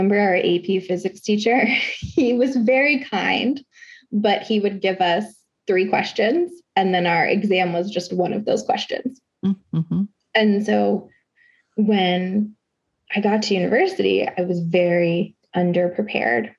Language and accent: English; Conroe, Texas, United States; I grew up in Conroe, Texas, which is a very white, suburban, conservative, religious place